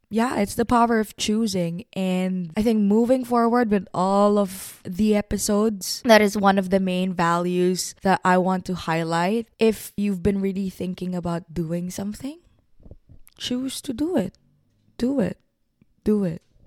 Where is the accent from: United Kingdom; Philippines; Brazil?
Philippines; moved away as an adult; now in Vancouver, Canada; I have moved to Vancouver, Canada in twenty nineteen. I am from the Philippines. I am a Filipina